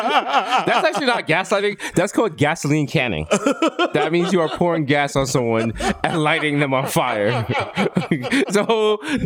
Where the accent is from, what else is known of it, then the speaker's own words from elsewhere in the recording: New York City, New York, United States; we're from the Bronx